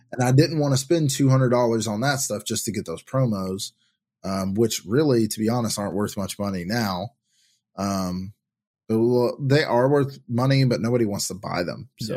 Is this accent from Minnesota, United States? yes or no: no; Tennessee, United States; I'm from Tennessee